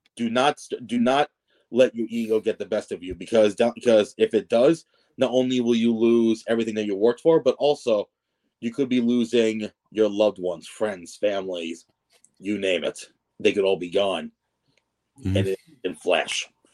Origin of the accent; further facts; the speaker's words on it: Melville, New York, United States; moved away; Melville is my old hometown